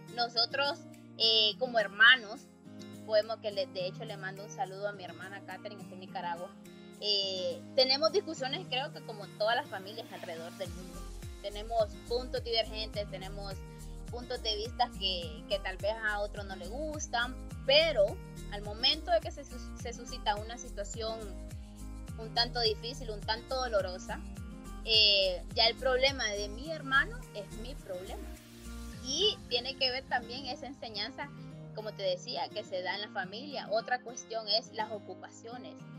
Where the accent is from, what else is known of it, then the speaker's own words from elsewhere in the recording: Honduras; yo soy hondureña, a nosotros comúnmente se nos conocen como catrachos o catrachas